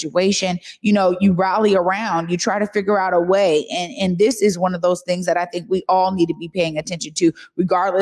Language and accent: English; Seattle, Washington, United States; Omari and I grew up in the Central District